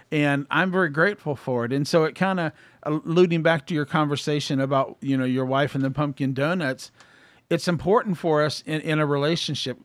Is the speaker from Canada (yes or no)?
no; Columbus, Ohio, United States; I grew up in Columbus, Ohio.